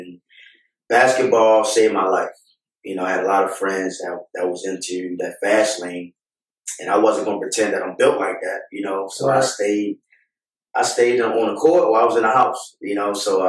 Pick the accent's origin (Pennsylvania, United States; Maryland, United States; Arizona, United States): Maryland, United States; Baltimore; I'm from Baltimore, born and raised. I'm from Calhoun Projects. That's a rough neighborhood in Baltimore.